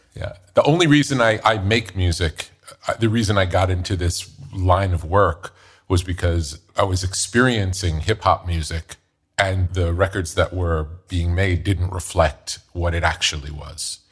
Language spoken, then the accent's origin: English; New York, United States; growing up in New York